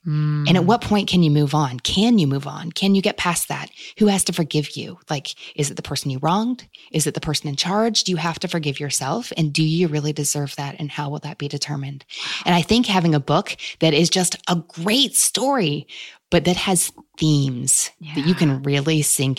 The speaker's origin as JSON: {"language": "English", "region": "Kentucky", "country": "United States", "tie": "born or raised there", "said": "despite Kentucky being my home state and where I still live"}